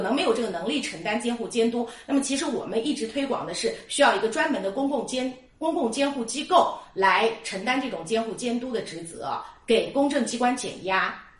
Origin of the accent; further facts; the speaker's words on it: China; 我们中国人